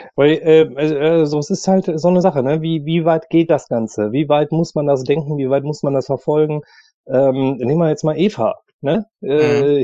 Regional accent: Germany; wir Deutschen

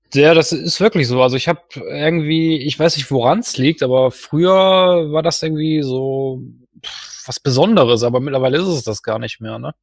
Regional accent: Duisburg, North Rhine-Westphalia, Germany; moved away as an adult; now in Herten, Germany; also ich komme ja eigentlich aus Duisburg, ich bin aber arbeitsbedingt nach Herten umgezogen

